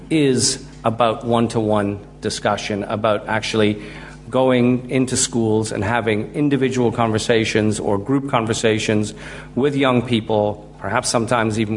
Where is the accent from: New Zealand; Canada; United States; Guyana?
Guyana; when my dad calls, I drop into this Guyanese way of speaking because I'm originally from Guyana.